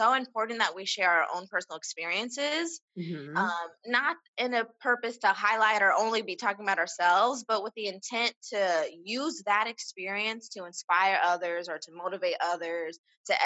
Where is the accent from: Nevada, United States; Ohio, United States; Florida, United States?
Nevada, United States; Las Vegas; I've been born and raised in Las Vegas.